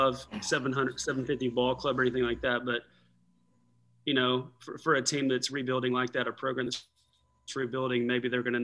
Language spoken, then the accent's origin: English; Southeast, United States; now in Texas, United States; I'm an SEC guy. I'm from the Southeast